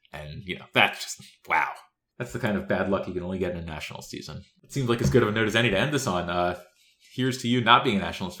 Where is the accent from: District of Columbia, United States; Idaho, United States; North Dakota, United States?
District of Columbia, United States; D.C. area; I was born in the D.C. area and still have family there